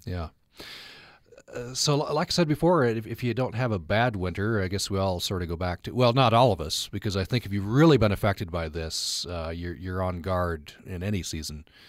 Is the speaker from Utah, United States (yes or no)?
yes; Uinta Basin, Utah, United States; I grew up in the Uinta Basin